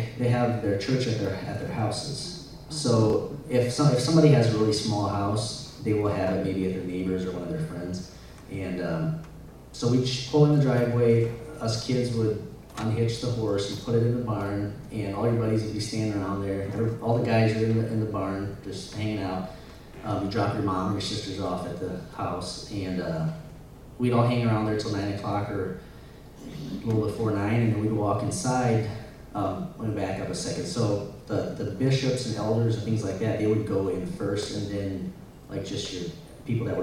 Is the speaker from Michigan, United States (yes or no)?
yes; Michigan, United States; moved away; also born or lived in Montana / Missouri; I was born in Montana, and my parents left there when I was a young kid, so I don't really remember anything in Montana. I lived in Michigan for 18 years